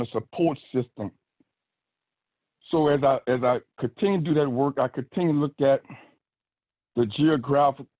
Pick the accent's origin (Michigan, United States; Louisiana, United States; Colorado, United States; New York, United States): Louisiana, United States; New Orleans; I'm from New Orleans, Louisiana. Grew up without a mother or father